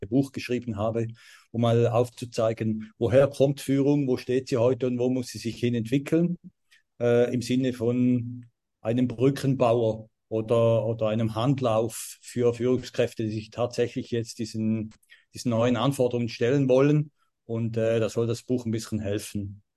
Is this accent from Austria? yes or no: no; St. Gallen, Switzerland; ich komme aus St. Gallen, bin ein St. Galler Native